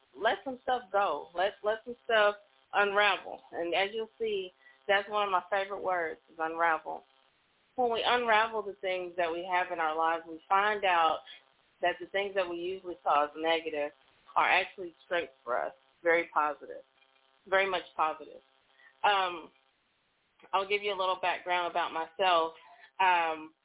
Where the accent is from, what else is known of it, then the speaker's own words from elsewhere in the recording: Oklahoma, United States; also born or lived in Texas; I'm originally from Oklahoma, so I've been licensed there longest